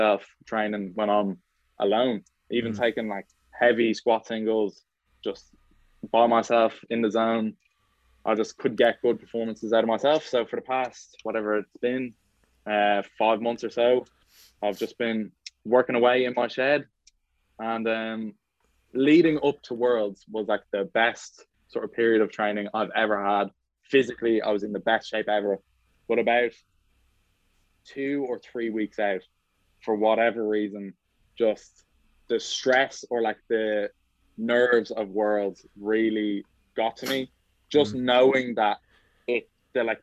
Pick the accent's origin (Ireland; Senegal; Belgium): Ireland; also born or lived in Australia; I came back to Ireland from Australia, I left Australia in December 2020